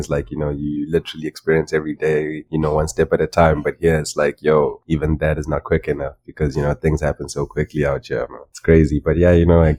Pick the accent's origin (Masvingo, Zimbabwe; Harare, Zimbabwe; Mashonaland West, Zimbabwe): Masvingo, Zimbabwe; moved away as an adult; I'm from Zimbabwe, born and raised.